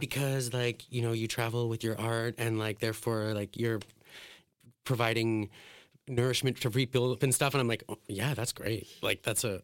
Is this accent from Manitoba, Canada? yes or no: no; Alberta, Canada; when I was a kid, I grew up in like a very white suburban town. It was like an oil town in Alberta